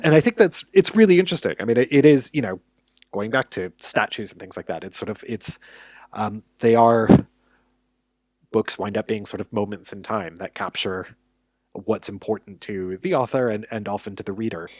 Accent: United States; as an American

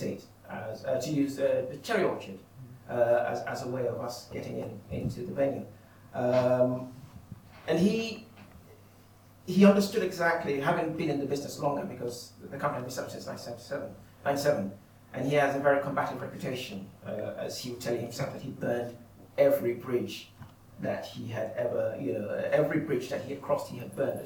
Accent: Nigeria; I'm a Nigerian

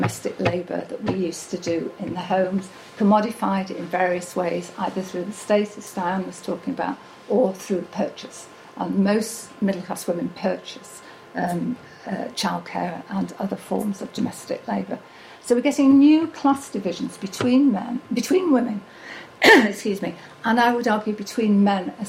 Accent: Manchester, North West England, United Kingdom; my hometown of Manchester

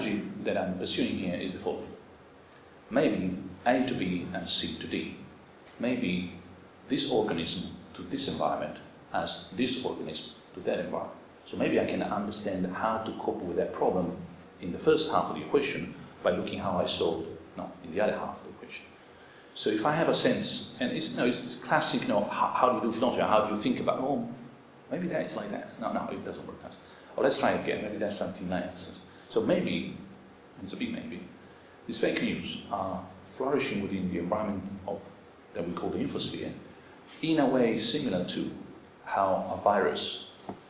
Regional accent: Rome, Lazio, Italy; I grew up in suburbia in Rome

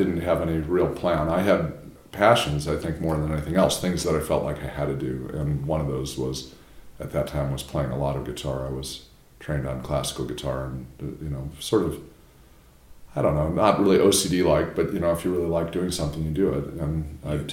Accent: outside of Chicago, Illinois, United States; moved away as an adult; also born or lived in New Haven, Connecticut; now in Durham, United States; I grew up outside of Chicago in a suburban neighborhood

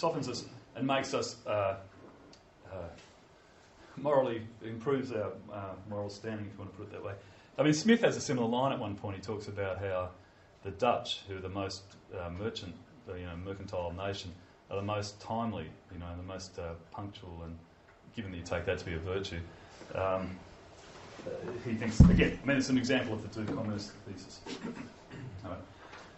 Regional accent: Australia; I'm from Australia

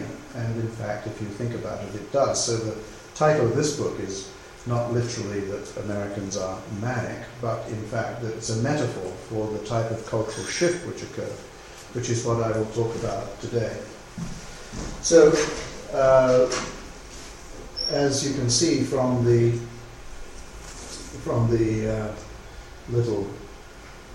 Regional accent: England, United Kingdom; moved away as an adult; also born or lived in United States; I grew up here in England

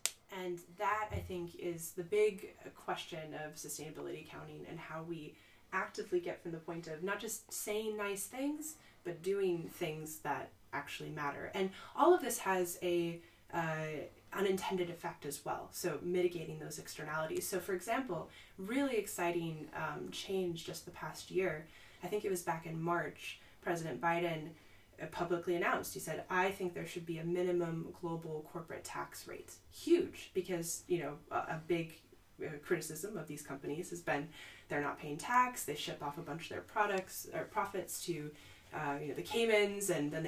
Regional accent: Midwest, United States; Like, I'm from the Midwest, where a lot of people, their jobs were displaced by globalization.

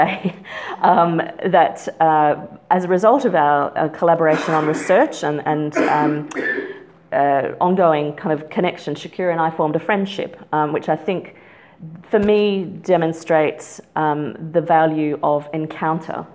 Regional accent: Australia; moved away as an adult; also born or lived in Canberra, Australia; now in Oxford, United Kingdom; we are both Australian

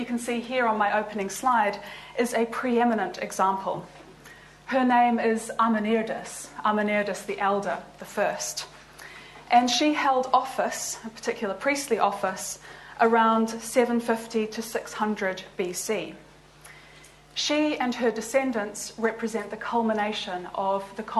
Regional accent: New Zealand; moved away as an adult; also born or lived in Liverpool; now in Oxford, United Kingdom; I'm actually from New Zealand

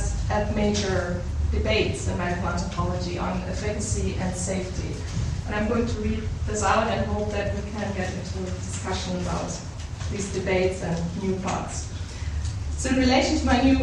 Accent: Germany; moved away as an adult; also born or lived in Darjeeling, India / Berlin, Germany; I'm from Germany, and I came here in 2002

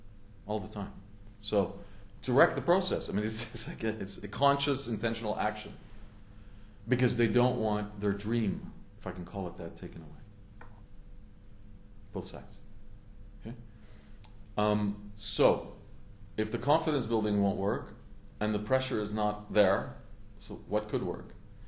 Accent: Canada; I was a younger with hair Canadian diplomat, and I was happy and I worked on it, obviously, as a Canadian diplomat at that time in 1993.

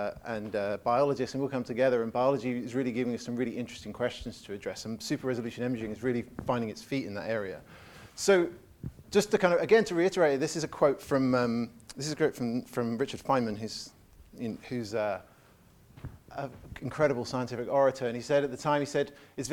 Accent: England, United Kingdom; I definitely see it as an Englishman

